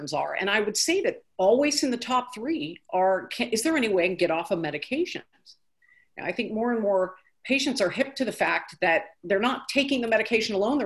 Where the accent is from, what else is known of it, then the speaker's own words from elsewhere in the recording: California, United States; moved away as an adult; now in Nashville, United States; growing up in California